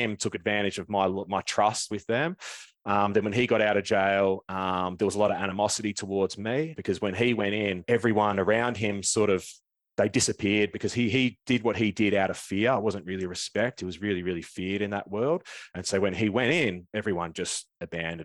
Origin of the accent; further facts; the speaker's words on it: Melbourne, Victoria, Australia; I was born down in Melbourne. I grew up in the northeast suburbs